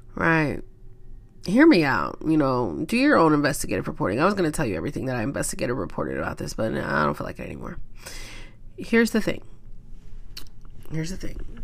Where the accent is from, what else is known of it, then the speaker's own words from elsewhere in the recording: Kansas, United States; I'm from Kansas